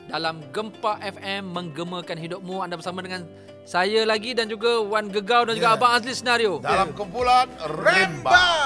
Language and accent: Malay; Ceras, Selangor, Malaysia; Saya daripada Ceras.